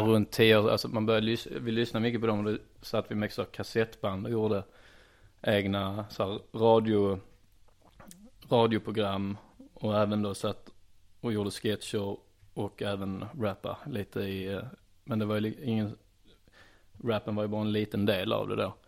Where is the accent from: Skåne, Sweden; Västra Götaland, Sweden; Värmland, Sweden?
Skåne, Sweden; Trelleborg; Jag är uppvuxen i Trellebäby Ljungestad, det är alltså Trelleborg